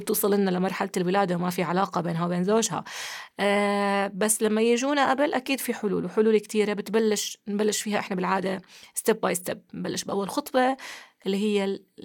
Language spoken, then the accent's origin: Arabic; Jordan; عندنا في الأردن